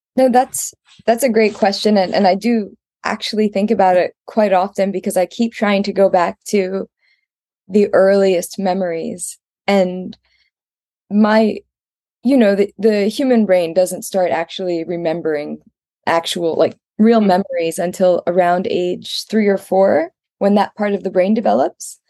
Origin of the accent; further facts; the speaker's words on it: Maryland, United States; moved away as an adult; also born or lived in New York / Baltimore / Germany / United Kingdom; now in Japan; I grew up in Maryland. I was born in New York, but I grew up in Maryland